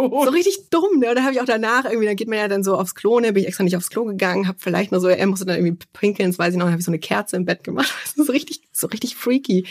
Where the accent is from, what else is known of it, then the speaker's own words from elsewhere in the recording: Munich, Bavaria, Germany; ich komme aus München